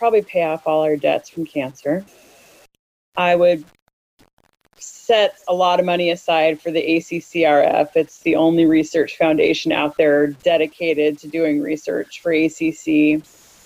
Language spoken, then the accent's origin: English; United States; moved away as an adult; also born or lived in Italy; Born and raised in America, used to the things that I have easy access